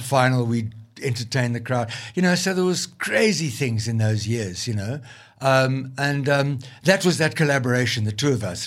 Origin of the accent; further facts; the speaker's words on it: Limpopo Valley, South Africa; moved away; I came from the Limpopo Valley